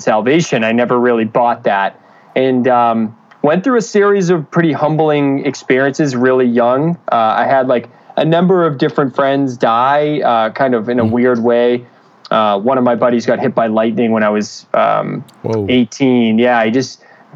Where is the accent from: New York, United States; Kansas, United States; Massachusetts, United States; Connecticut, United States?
Massachusetts, United States; Danvers; also born or lived in Boston, Massachusetts; I'm originally from Boston, Massachusetts, actually Danvers, which is north of the city